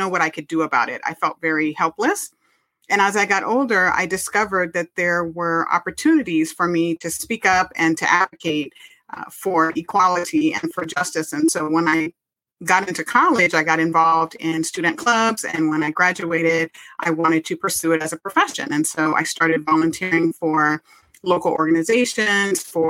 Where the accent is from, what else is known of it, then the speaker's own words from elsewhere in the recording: California, United States; I was born and raised in California, where I currently live